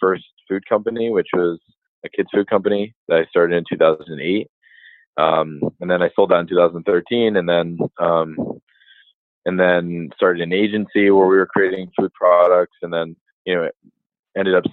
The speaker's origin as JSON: {"language": "English", "region": "Massachusetts", "country": "United States", "said": "I'm from Massachusetts"}